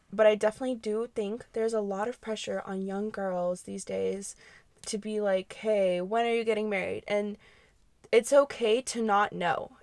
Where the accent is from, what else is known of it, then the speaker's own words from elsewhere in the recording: United States; we grew up in america speaking a different language